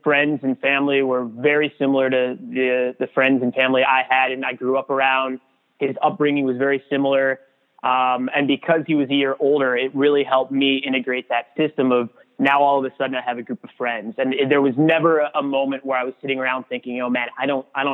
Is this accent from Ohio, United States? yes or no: yes; Cleveland, Ohio, United States; moved away as an adult; also born or lived in Kentucky; now in Seattle, United States; I grew up in Ohio around Cleveland, and we spent 18 years there